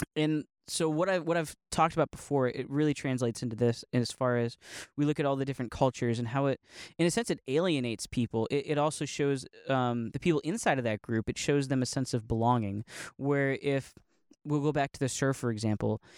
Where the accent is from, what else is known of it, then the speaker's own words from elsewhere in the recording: Northeast Ohio, United States; I'm from Ohio, from Northeast Ohio